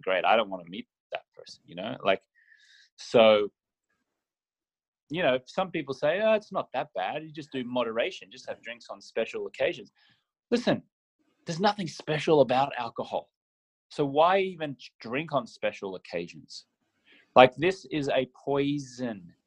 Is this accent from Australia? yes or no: yes; Australia; I grew up in Australia where the drinking culture is rampant